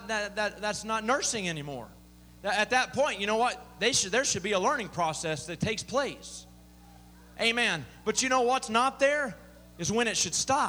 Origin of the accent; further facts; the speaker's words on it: Southern Illinois, United States; I grew up in Southern Illinois